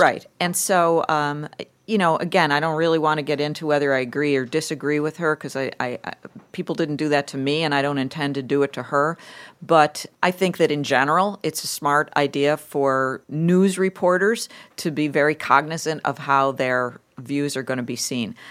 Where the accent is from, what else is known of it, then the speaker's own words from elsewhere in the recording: Lackawanna, New York, United States; moved away as an adult; also born or lived in Buffalo, New York; I grew up in Buffalo. I actually grew up in a steel town called Lackawanna, New York, with a, with Bethlehem Steel